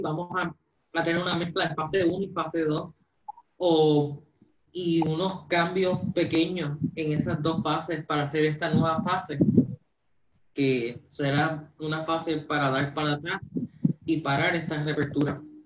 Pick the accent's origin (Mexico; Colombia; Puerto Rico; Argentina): Puerto Rico; los puertorriqueños vamos a seguir luchando hacia adelante